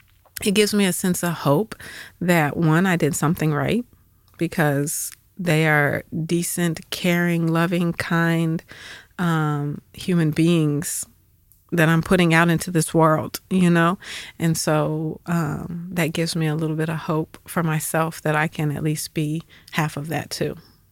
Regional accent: Atlanta, Georgia, United States; So we moved back to Atlanta for his retirement, and that's where we stayed. So Atlanta was, I was born there, but then left and came back my high school years. And so Atlanta was essentially home

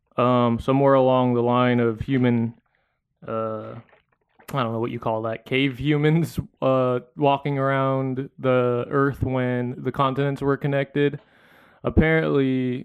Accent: Philippines; I don't, even as a Filipino person, I don't know a lot.

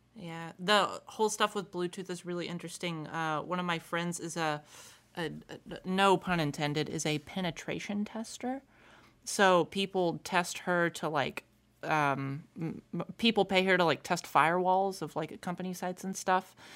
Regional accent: United States; I was from America

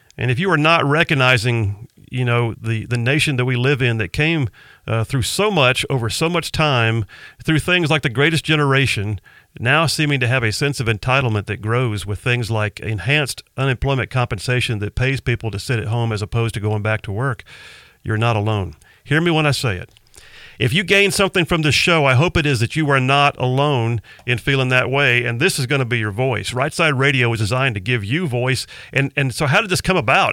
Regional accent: Huntsville, Alabama, United States; also born or lived in Mobile, Alabama; I grew up mostly in the Huntsville area, uh, longtime military family

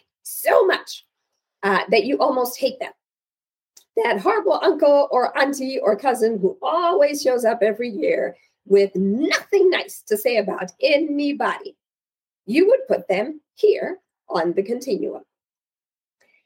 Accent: Zimbabwe; So I am originally from Zimbabwe, and in my culture, sons are the ultimate pride of fathers.

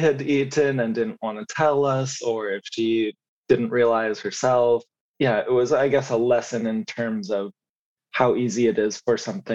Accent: United States; also born or lived in Colorado / Missouri; I grew up in mostly very small towns in Colorado and Missouri

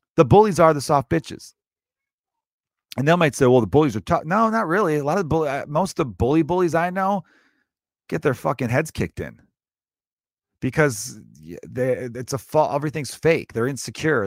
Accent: Chicago, Illinois, United States; I was born and raised in the same city, Chicago.

